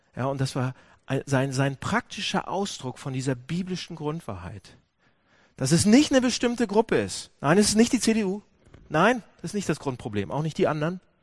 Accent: Hamburg, Germany; Wir sind, wir sind Hamburger

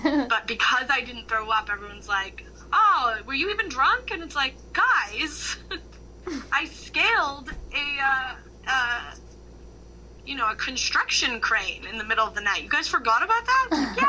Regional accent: Midwest, United States; Obviously, I grew up in the Midwest.

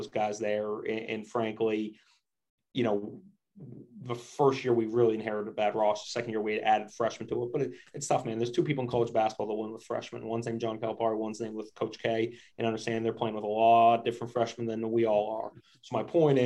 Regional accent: Maine, United States; moved away; It was my home state

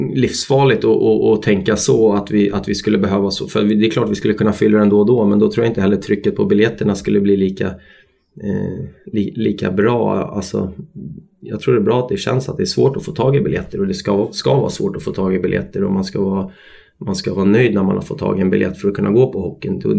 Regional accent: Stockholm, Stockholm County, Sweden; also born or lived in Austria / Italy; now in Örebro, Sweden; familjen hemma i Stockholm

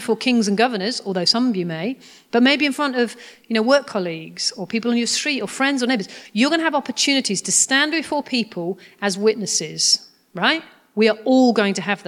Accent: United Kingdom; I'm very British

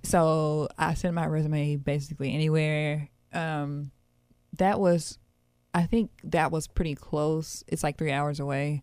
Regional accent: Memphis, Tennessee, United States; I grew up in North Haven

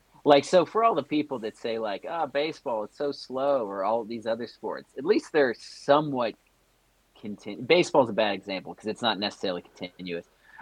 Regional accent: United States; we're very American centric.

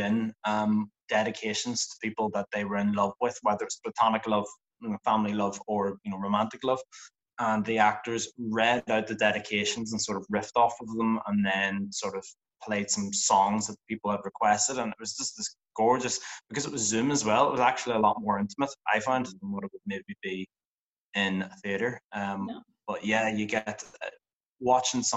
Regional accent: Northern Ireland, United Kingdom; I'm an actor from Northern Ireland.

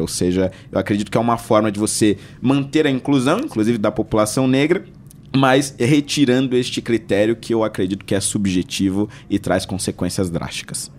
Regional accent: Carapicuíba, São Paulo, Brazil; eu nasci em São Paulo, na Zona Norte, né, na região da Brasilândia, mais especificamente no Jardim Vista Alegre, né? E fui criado, na verdade, a maior parte da minha infância, adolescência, numa cidade vizinha chamada Carapicuíba.

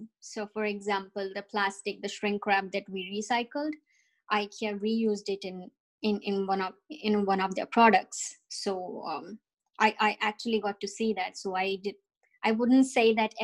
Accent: India; moved away as an adult; also born or lived in New Jersey, United States; now in Canada; I come from India.

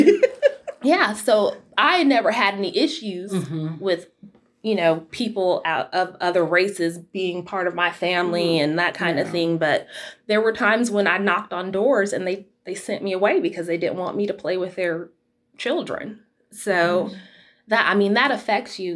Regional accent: Utah, United States; also born or lived in Florida; we moved to Utah from Florida when I was 8 years old

